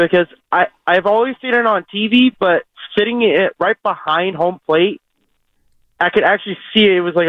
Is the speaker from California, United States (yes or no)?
yes; San Jose, California, United States; I'm from San Jose